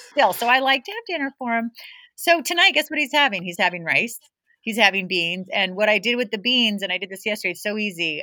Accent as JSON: {"language": "English", "town": "San Jose", "region": "California", "country": "United States", "tie": "born or raised there", "also_born_or_lived": "Santa Cruz, California", "moved": "yes", "said": "I grew up in San Jose, California"}